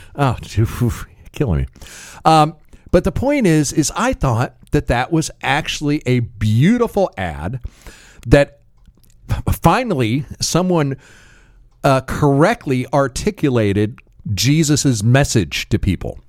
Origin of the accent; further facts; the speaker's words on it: United States; I am still an American